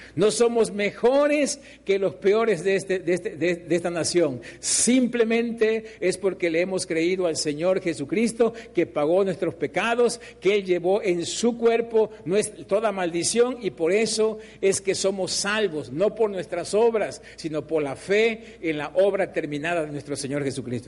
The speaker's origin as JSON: {"language": "Spanish", "country": "Mexico", "said": "Nosotros como mexicanos"}